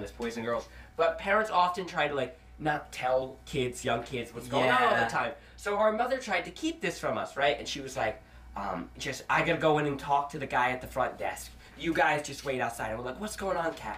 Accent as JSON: {"language": "English", "region": "Rhode Island", "country": "United States", "said": "we're from Rhode Island"}